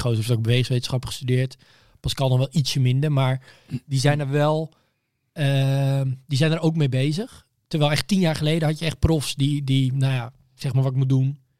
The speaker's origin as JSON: {"language": "Dutch", "town": "Bunschoten", "region": "Utrecht", "country": "Netherlands", "said": "Ik kom uit Bunschoten, maar ik zat op school in Amersfoort"}